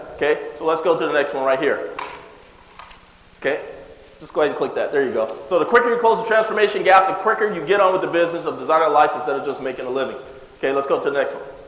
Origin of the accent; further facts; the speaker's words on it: California, United States; also born or lived in Jackson, Mississippi; I moved to California when I was seven years old. We moved into the ghetto area.